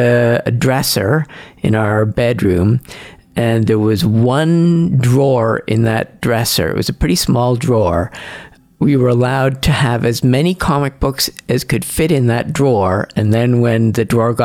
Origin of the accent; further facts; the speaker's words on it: Châteauguay, Quebec, Canada; also born or lived in Montreal; I was born in Montreal, but grew up in a nearby suburb called Châteauguay.